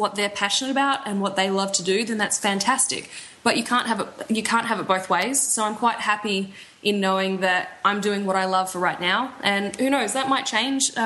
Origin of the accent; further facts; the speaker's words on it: Australia; moved away; I'm from Australia